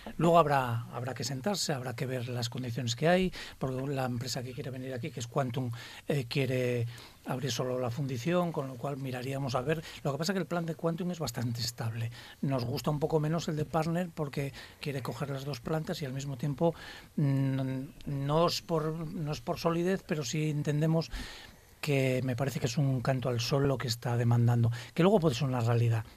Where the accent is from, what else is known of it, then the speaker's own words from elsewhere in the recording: Spain; somos españoles